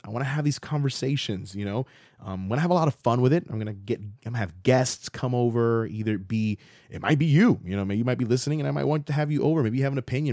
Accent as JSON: {"language": "English", "region": "Central Florida", "country": "United States", "tie": "born or raised there", "also_born_or_lived": "Miami, Florida", "said": "I left when I was, like, seven and moved to Central Florida when I was around that age"}